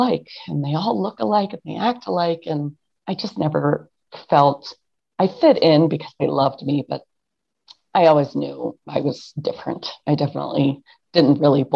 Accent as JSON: {"language": "English", "region": "Ohio", "country": "United States", "tie": "born or raised there", "also_born_or_lived": "Pennsylvania", "said": "I was adopted into a family in Ohio, but we were right across the border from Pennsylvania"}